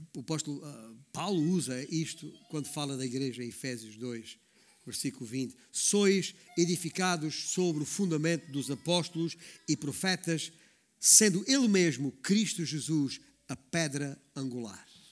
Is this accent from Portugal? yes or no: yes; Baixo Alentejo, Portugal; a província onde eu, onde eu nasci, o Baixo Alentejo